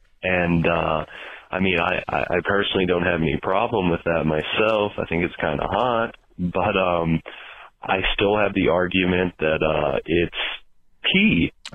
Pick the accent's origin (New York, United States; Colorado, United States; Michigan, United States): Colorado, United States; Hi, Dr. Drew. … I'm from Colorado.